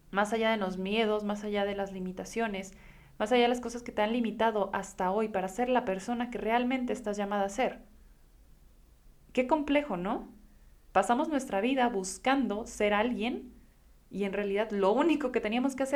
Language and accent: Spanish; Guadalajara, Jalisco, Mexico; Hace unas semanas me escapé a La Paz yo soy de Guadalajara y pues esta la verdad es que para mí resulta una ciudad bastante acelerada